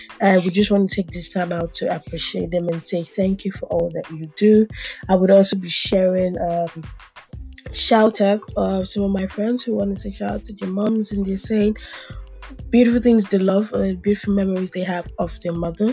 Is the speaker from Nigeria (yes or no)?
yes; Yorubaland, Nigeria; I'm Nigerian, but above all, I come from the Yoruba ethnic group in Nigeria.